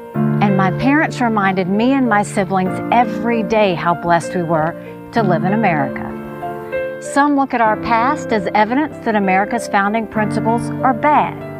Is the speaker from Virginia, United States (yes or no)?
no; South Carolina, United States; I was born and raised in South Carolina